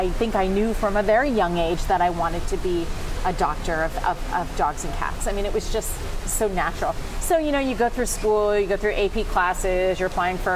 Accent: New Jersey, United States; moved away as an adult; also born or lived in Chennai, India; I grew up in New Jersey

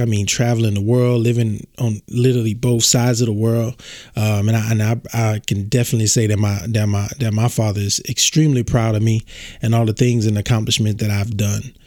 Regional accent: born in Baton Rouge, small town in southern Louisiana, United States; I'm from Louisiana, small town in Louisiana, southern Louisiana. I was born at uh, Earl K. Long Hospital in Baton Rouge, Louisiana.

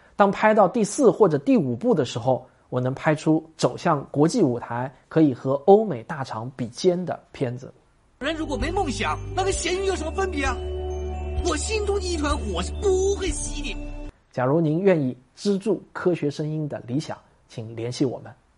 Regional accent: China; 我们中国人

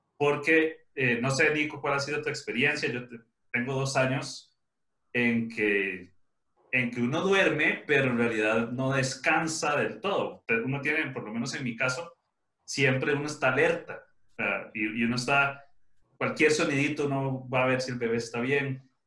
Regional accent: Costa Rica; yo soy de Costa Rica

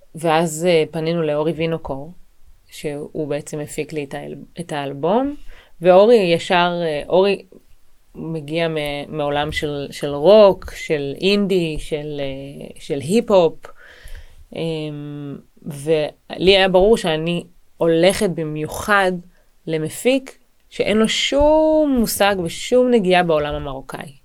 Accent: Israel; אני גדלתי ב, בישראל, וגדלתי במשפחה שהיא מרוקאית וברזילאית

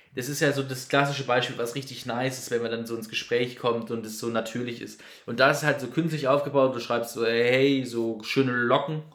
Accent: near Baden-Baden, Baden-Württemberg, Germany; ich komme aus in der Nähe von Baden-Baden

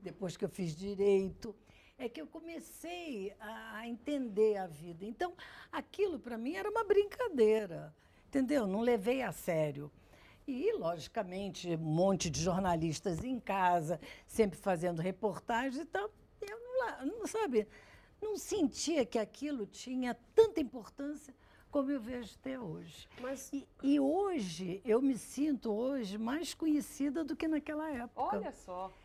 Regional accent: Rio de Janeiro, Brazil; also born or lived in Grajaú, Rio de Janeiro / Ipanema, Rio de Janeiro; Fui para o Leblon, eu tinha uns seis anos, cinco anos

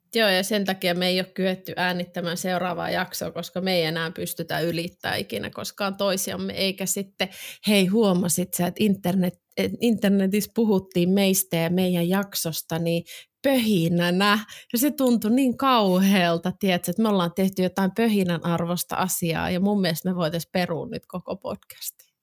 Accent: Vantaa, Uusimaa, Finland; mä oon Vantaalta

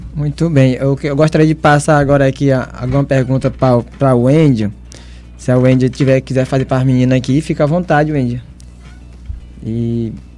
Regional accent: Nazaré, Brazil; moved away; Meu alô lá pra minha cidade. A Adriana sabe, conhece, que é a uhum. cidade de Nazaré

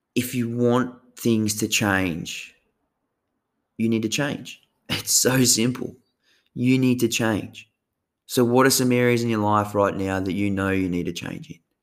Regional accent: Tasmania, Australia; moved away as an adult; now in Sunshine Coast, Australia; the way I grew up down in Tassie, coastal Tassie

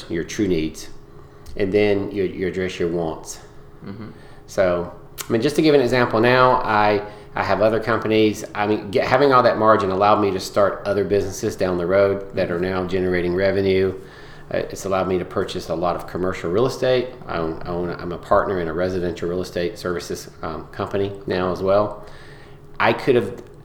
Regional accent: Georgia, United States; I grew up in Georgia mostly. And kind of a rural part of Georgia

